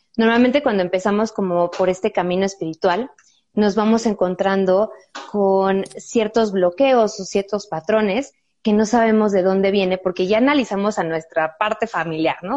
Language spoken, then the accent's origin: Spanish; Mexico; nuestros antepasados como mexicanos